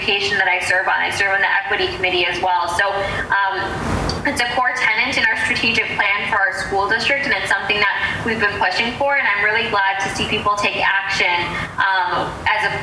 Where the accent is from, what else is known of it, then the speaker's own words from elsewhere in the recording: Chicago, Illinois, United States; also born or lived in Skokie, Illinois; I was born and raised in Rogers Park, which is a north suburb within the city of Chicago, and moved to Skokie when I was 9 years old